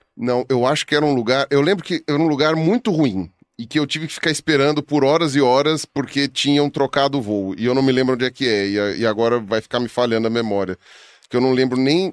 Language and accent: Portuguese; Brazil; also born or lived in Patagonia, Argentina; eu sou brasileiro